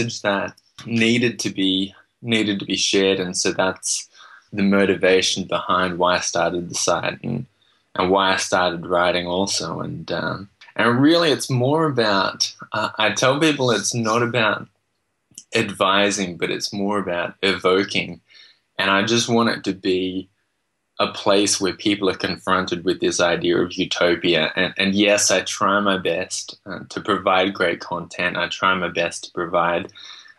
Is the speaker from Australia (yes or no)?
yes; Australia; moved away as an adult; also born or lived in Vietnam / Texas; I was born in Vietnam, grew up in Australia.